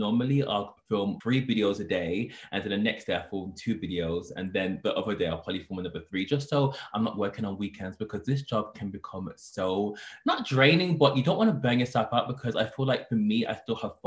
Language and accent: English; Birmingham, West Midlands, United Kingdom; moved away as an adult; also born or lived in London; I first moved from my hometown Birmingham. I came to London for university